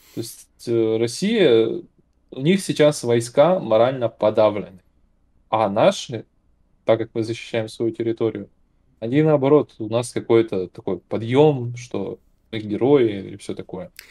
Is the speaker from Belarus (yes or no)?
no; Ukraine; я этнически русский, как бы, я родился в Украине